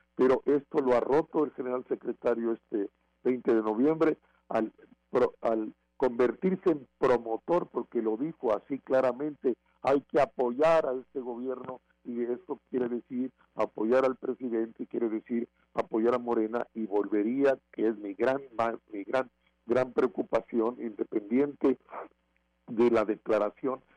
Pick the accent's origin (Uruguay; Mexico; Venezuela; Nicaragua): Mexico; como mexicanas y mexicanos